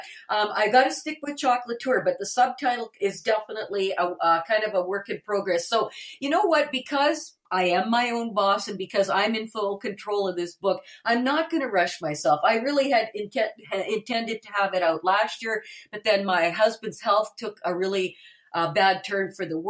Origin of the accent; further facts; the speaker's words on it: Winnipeg, Manitoba, Canada; I was born and raised in Winnipeg, and I have lived just outside of Winnipeg my entire life.